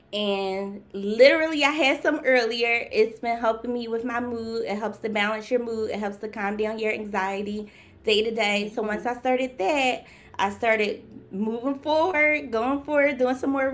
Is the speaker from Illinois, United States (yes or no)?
no; Philadelphia, Pennsylvania, United States; I'm from Philadelphia, born and raised.